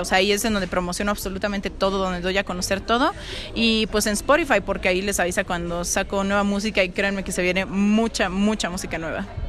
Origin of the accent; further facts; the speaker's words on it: Mexico; yo como mexicana